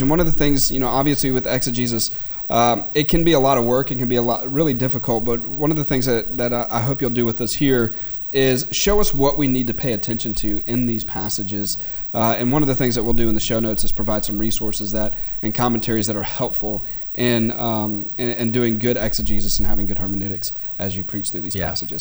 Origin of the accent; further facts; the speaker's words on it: South Louisiana, United States; growing up in South Louisiana